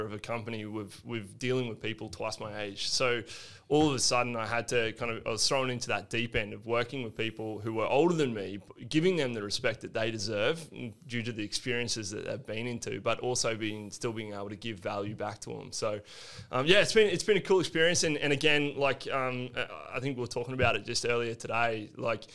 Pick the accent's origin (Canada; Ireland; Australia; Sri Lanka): Australia; Petrie, Queensland; moved away as an adult; also born or lived in Sandgate; now in Gold Coast, Australia; I actually grew up in North Brisbane, little town called Petrie, and then moved to Sandgate